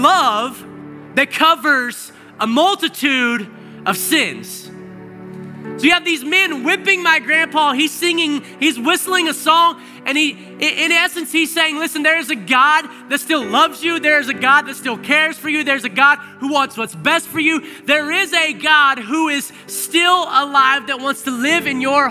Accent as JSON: {"language": "English", "region": "Arkansas", "country": "United States", "tie": "born or raised there", "said": "I grew up in Arkansas"}